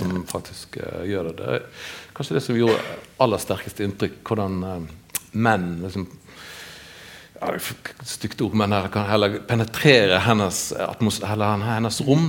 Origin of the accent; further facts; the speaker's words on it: Western Norway, Norway; moved away; så er jo en vestlending og blir sett som en vestlending